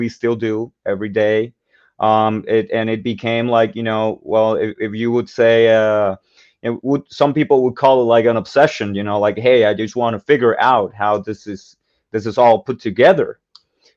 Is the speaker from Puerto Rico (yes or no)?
yes; Puerto Rico; Like I grew up in Puerto Rico